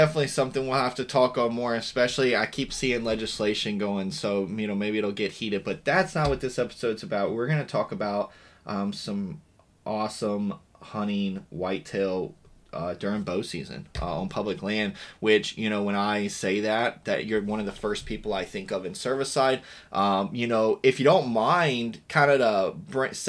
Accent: Virginia, United States; I grew up in Virginia

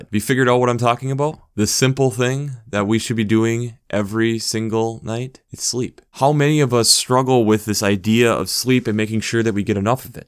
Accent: United States; being an American

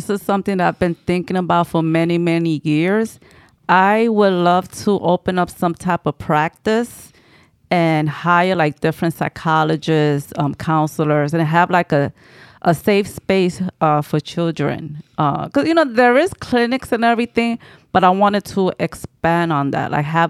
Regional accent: Bronx, New York, United States; also born or lived in Manhattan, United States; I come from the Bronx, born and raised in the Bronx. Actually, I was born in Manhattan, but raised in the Bronx.

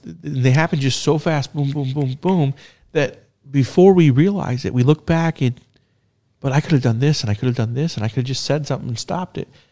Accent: United States

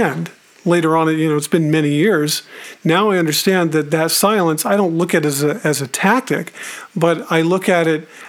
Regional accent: Tucson, Arizona, United States; growing up in Tucson, I've mentioned before that I grew up there

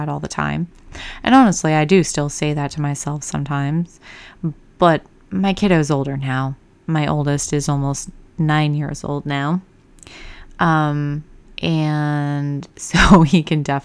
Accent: Michigan, United States; moved away; my home state of Michigan, the small town I went through, we had everything from preschool

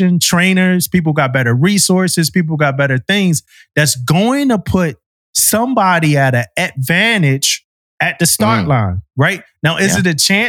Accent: Philadelphia, Pennsylvania, United States; when I grew up in Philly

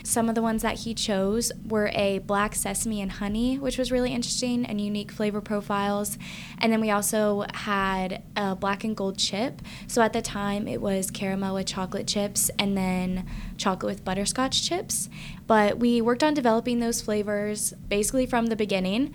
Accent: Ohio, United States; moved away as an adult; now in West Lafayette, United States; I'm from Ohio, but I definitely came to Purdue because of the great food science program.

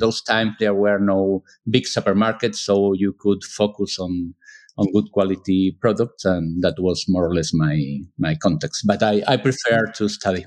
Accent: Seville, Andalusia, Spain; English is a second language; now in Granada, Spain; I was born in Sevilla from a family mostly coming from the north of Spain

